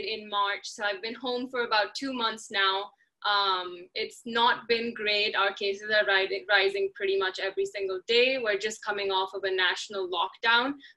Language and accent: English; India; moved away as an adult; also born or lived in United States; I come from India where college athletics is not a thing